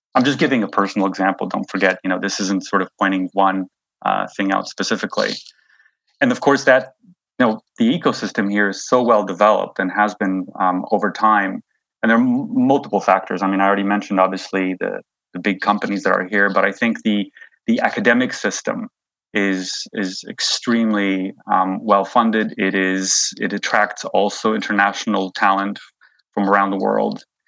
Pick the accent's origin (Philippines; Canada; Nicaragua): Canada; moved away as an adult; also born or lived in New York; now in Switzerland; I grew up in Canada.